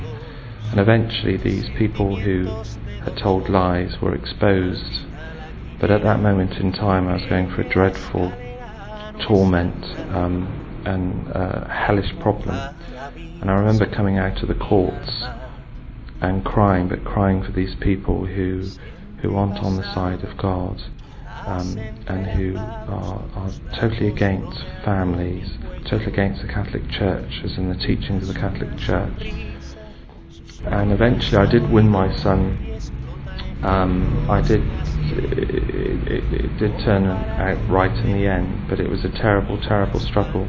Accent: England, United Kingdom; I'm from England

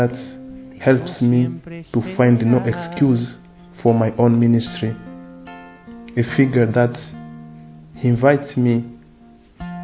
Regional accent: DR Congo; from the Democratic Republic of Congo

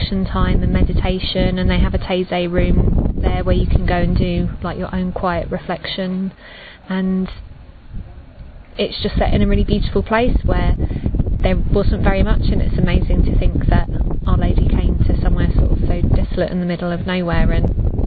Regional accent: Ireland; I'm 32 and from Ireland

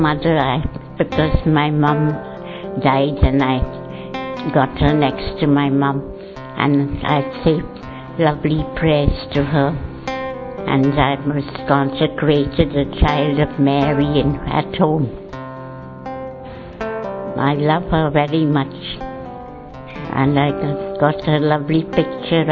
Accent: Mumbai, Maharashtra, India; I come from Bombay.

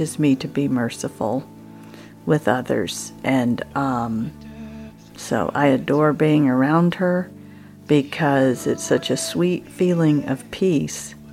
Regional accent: United States; I'm from the United States

